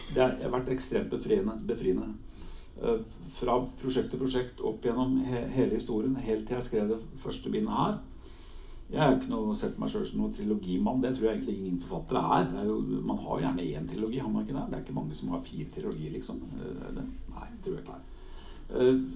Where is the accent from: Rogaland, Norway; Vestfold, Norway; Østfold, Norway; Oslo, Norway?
Oslo, Norway; also born or lived in Helgeland coast (summers); i hjemmet vårt på Årvoll, i denne drabantbyen der jeg vokste opp